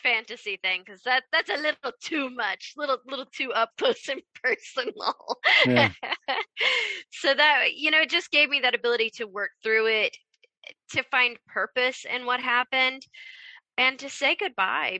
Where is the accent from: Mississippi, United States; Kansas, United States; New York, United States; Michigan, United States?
Kansas, United States; I grew up in Kansas